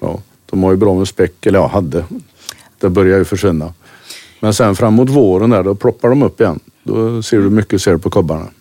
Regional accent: Kungshamn, Västra Götaland, Sweden; jag bor strax utanför Kungshamn

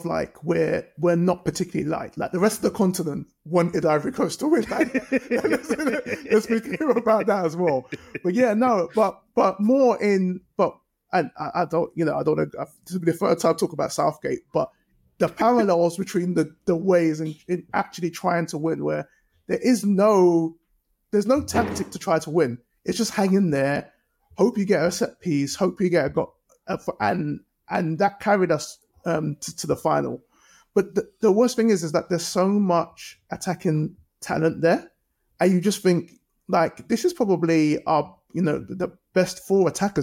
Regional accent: Nigeria; as a Nigerian

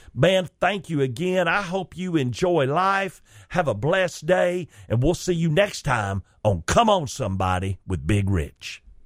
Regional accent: Chickamauga, Georgia, United States; my hometown where I was born and raised, Chickamauga, Georgia slash Rock Spring

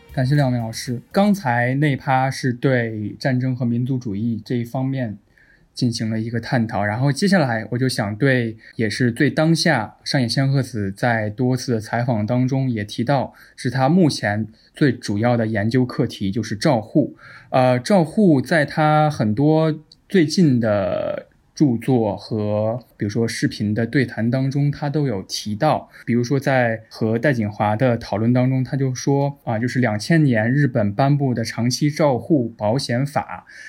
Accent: Henan, China; 我是中原，河南的

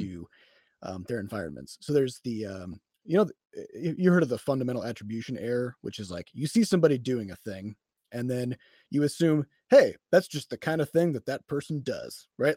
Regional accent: Iowa, United States; I'm from Iowa

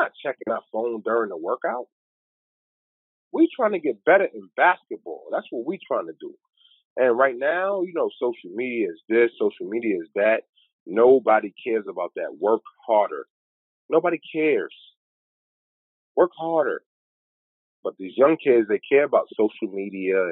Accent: New York City, New York, United States; also born or lived in West Virginia / Austria / Czech Republic / Italy; I'm from Bedford Stuyvesant, Brooklyn

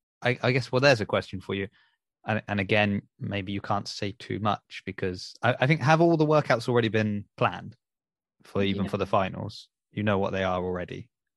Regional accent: Southampton, South East England, United Kingdom; growing up in Southampton

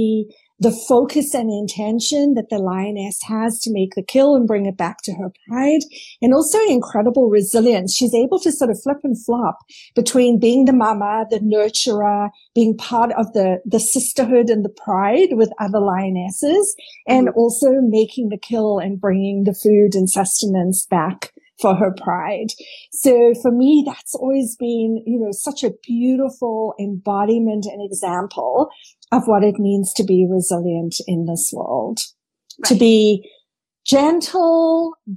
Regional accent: South Africa; I grew up in South Africa

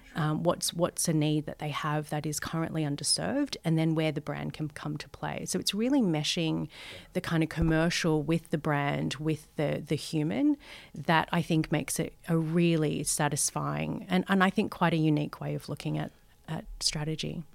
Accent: Sydney, New South Wales, Australia; I grew up in Western Sydney, Um, think Guildford, Maryland, Parramatta

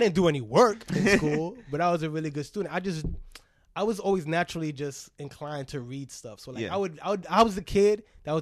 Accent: New York City, New York, United States; first language Spanish; English is a second language; also born or lived in Upper West Side, Manhattan; I grew up in the Bronx

